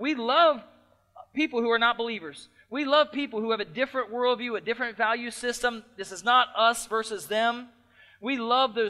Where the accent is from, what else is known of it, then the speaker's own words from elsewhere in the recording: United States; as American Christians